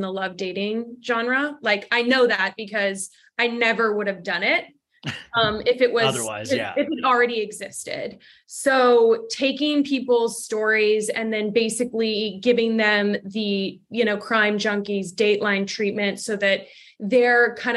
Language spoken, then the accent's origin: English; Los Angeles, California, United States; also born or lived in Canada; I have dual citizenship. So I'm from Los Angeles.